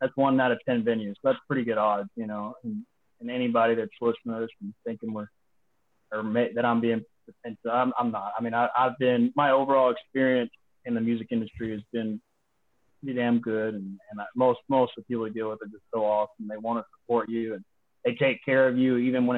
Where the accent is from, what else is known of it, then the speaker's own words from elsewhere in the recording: Texas, United States; I'm from Texas.